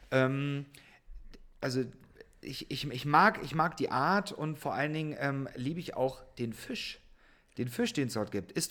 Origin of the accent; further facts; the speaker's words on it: Saxony, Germany; born there; now in Berlin, Germany; ich bin ja jetzt Wahlberliner, ich komme ursprünglich gebürtig aus Sachsen, ähm, auch wenn man das vielleicht jetzt nicht so hört.